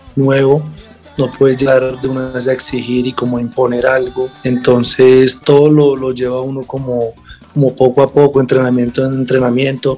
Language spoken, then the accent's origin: Spanish; Bogotá, Bogotá Capital District, Colombia; jugar en, mi tierra